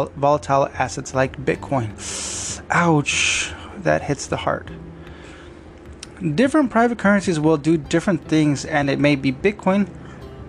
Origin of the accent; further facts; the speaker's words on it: United States; as an American nation